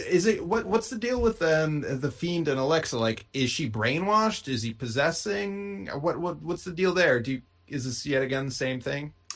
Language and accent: English; outside of Boston, Massachusetts, United States; I was born outside of Boston